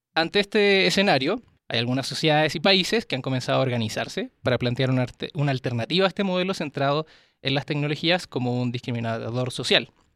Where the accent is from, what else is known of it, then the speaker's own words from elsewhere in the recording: Chile; now in Mexico; yo soy chileno, vivo acá en México